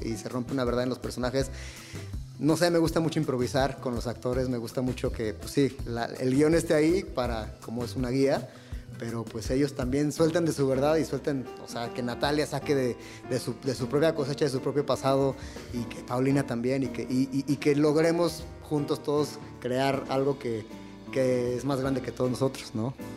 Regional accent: Guadalajara, Jalisco, Mexico; now in Mexico City, Mexico; yo crecí eh, en Guadalajara

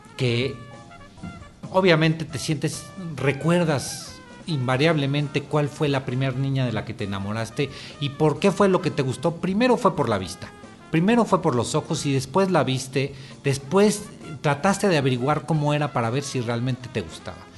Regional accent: Mexico; nosotros mismos como mexicanos

